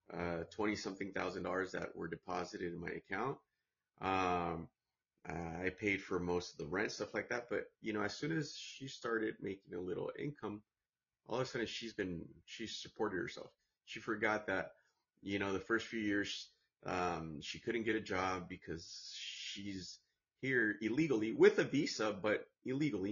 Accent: United States; I'm American born

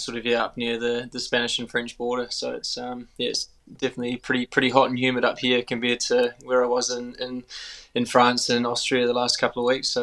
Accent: New Zealand; accent: Kiwi; a Kiwi, and I've been in New Zealand a bit more the last couple of years, so it's quite cool getting my Kiwi accent back, because I think I was a bit of a hybrid sort of Aussie Kiwi for a while there

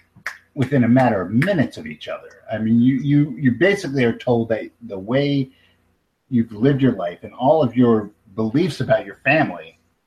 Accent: United States

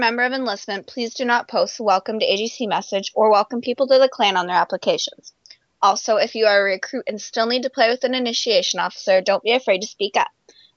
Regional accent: Eastern Canada, Canada; I'm a high school student from Eastern Canada.

